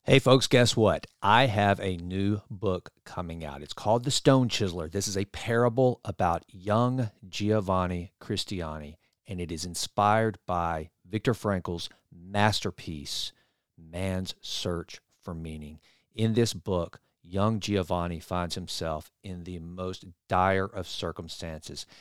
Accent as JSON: {"language": "English", "town": "Sulphur Springs", "region": "Texas", "country": "United States", "tie": "born or raised there", "said": "my hometown of Sulphur Springs"}